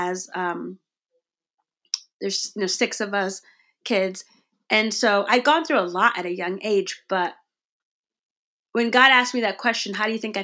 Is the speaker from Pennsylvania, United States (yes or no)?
no; Connecticut, United States; growing up in Connecticut